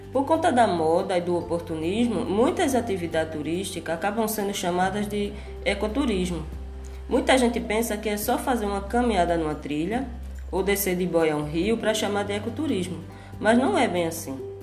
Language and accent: Portuguese; Barreiros, Pernambuco, Brazil; also born or lived in Porto Calvo, Alagoas; nasci em Porto Calvo, Alagoas. Morei durante a minha infância no Engenho Muitas Cabras, que fica na área rural de Barreiros.